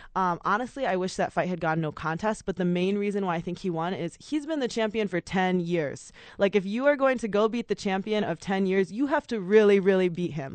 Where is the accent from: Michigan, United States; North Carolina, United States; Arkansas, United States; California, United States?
Michigan, United States; West; moved away as an adult; now in Albuquerque, United States; I'm originally from Michigan. I moved here to Albuquerque maybe a year and a half ago